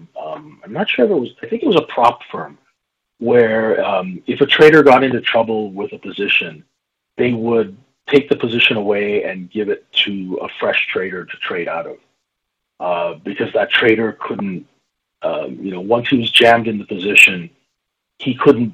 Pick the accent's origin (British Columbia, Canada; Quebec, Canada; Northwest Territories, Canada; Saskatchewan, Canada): Saskatchewan, Canada; Growing up in Saskatchewan